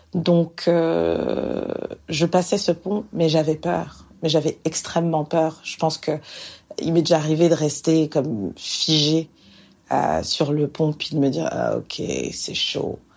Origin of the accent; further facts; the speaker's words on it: France; moved away as an adult; now in Montreal, Canada; je suis française